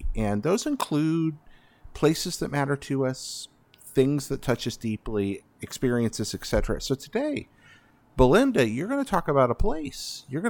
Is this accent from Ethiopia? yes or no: no; East Coast, United States; because I'm from the East Coast.